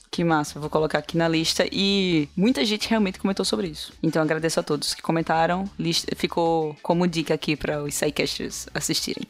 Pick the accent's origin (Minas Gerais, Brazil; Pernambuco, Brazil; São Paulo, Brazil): Pernambuco, Brazil; Recife; Eu sou de Recife